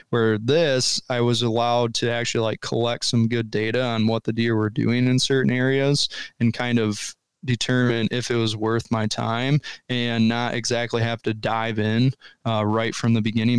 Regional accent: Michigan, United States; now in Ohio, United States; So 2022 was the first year I was an Ohio resident. Before then, it was all traveling down from where I grew up in Michigan.

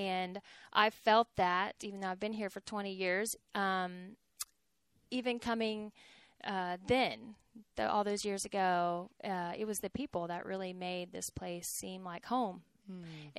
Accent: Texas, United States; growing up in Texas, being a family person, I really wanted to stay in the state of Texas.

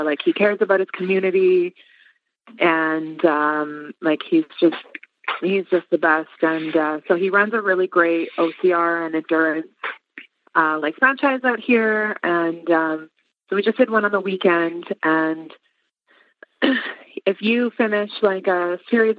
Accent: Edmonton, Alberta, Canada; I am from Edmonton, Alberta, Canada

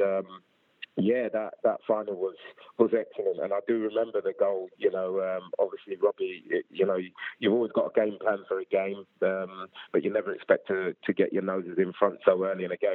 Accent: London, United Kingdom; born and raised in South London, I was literally sort of like Clapham

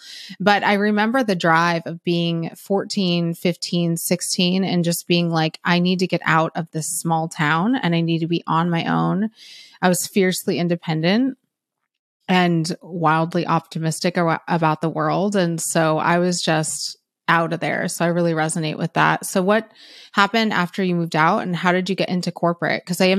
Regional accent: San Francisco, California, United States; I'm from Cali. I'm from NorCal, San Francisco area.

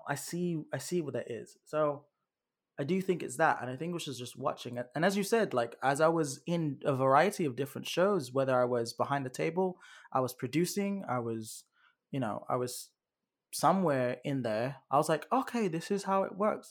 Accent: United Kingdom; moved away; you can tell I'm, I'm from Great Britain

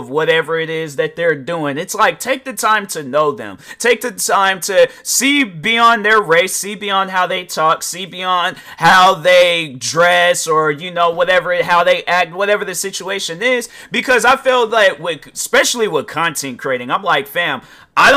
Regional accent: United States; I'm African American

